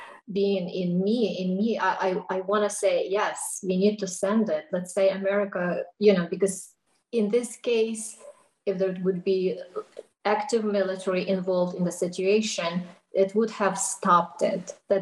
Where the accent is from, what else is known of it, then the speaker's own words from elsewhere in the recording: United States; I'm an American, and, you know, we've been the military family